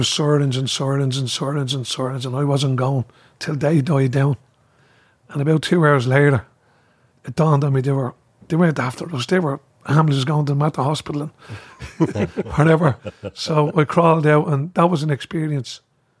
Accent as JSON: {"language": "English", "town": "Dublin", "region": "Leinster", "country": "Ireland", "said": "I'm from Cabra."}